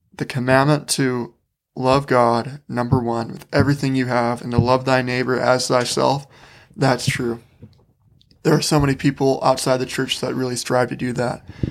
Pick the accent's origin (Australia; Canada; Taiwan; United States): United States; Wisconsin; moved away as an adult; now in Utah, United States; I grew up in Wisconsin